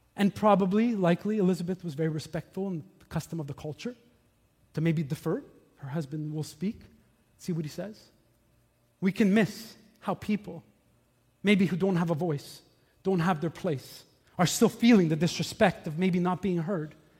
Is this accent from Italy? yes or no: no; Montreal, Quebec, Canada; When I was young, I grew up here in Montreal